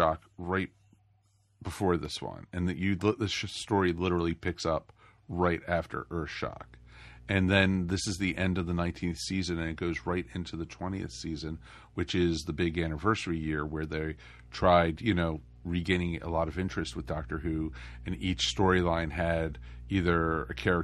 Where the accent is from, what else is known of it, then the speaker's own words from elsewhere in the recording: United States; growing up outside of Washington, D.C.